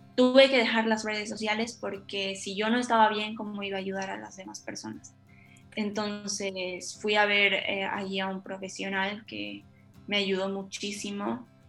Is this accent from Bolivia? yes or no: yes; Bolivia; moved away as an adult; now in Argentina; cuando me fui de Bolivia, porque soy de Bolivia, cuando me fui de Bolivia y me vine a estudiar a Argentina